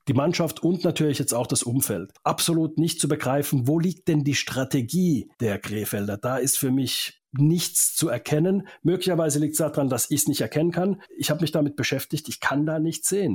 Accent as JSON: {"language": "German", "country": "Finland", "tie": "born or raised there", "also_born_or_lived": "Mannheim, Germany", "moved": "yes", "said": "aus meiner Heimat auch in Finnland"}